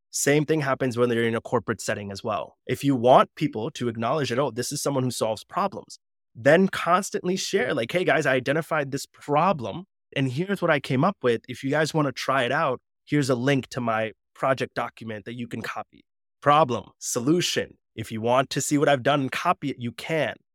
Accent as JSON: {"language": "English", "country": "United States", "said": "I'm Punjabi, but then as soon as that suit and I step out of that reception, I'm back to being American"}